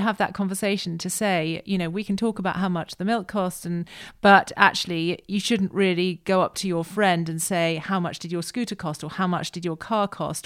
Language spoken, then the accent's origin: English; United Kingdom; that's one of the things we do as British people